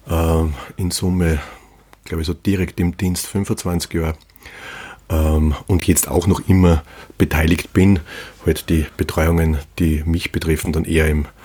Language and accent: German; Hallstatt, Upper Austria, Austria; Und jetzt gerade aus meinem Heimatort, weil ja gerade Ferien sind. Und ich berichte aus Hallstatt mit dem wunderbaren Blick auf die verschneiten Berge.